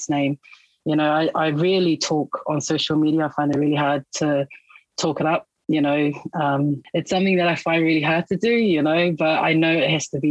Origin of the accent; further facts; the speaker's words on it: Auckland, New Zealand; Born and raised in Auckland, New Zealand, West Auckland, out Massey